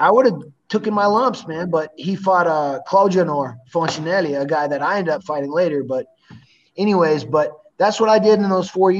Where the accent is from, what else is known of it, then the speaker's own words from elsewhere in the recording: United States; now in Brasilia, Brazil; See, because I'm American here, you know what I mean? Like in Brazil, in the States, I don't have much of a, you know, an accent or anything. I pass for an American fine.